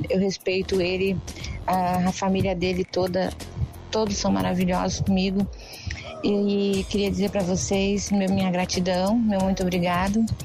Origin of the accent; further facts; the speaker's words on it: Porto Alegre, Rio Grande do Sul, Brazil; sou de Porto Alegre, Rio Grande do Sul.